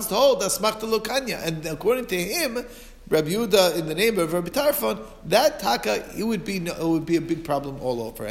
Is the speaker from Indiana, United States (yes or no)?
yes; Muncie, Indiana, United States; growing up in Muncie